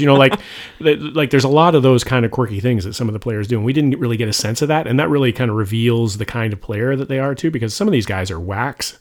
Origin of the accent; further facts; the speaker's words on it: Toronto, Ontario, Canada; moved away; I'm originally from Toronto